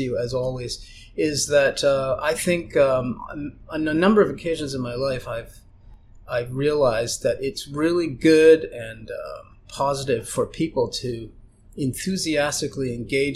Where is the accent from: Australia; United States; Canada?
Canada; London, Ontario; first language German; English is a second language; in Canada, the Jehovah's Witnesses used to come to our door in London, Ontario, where I was born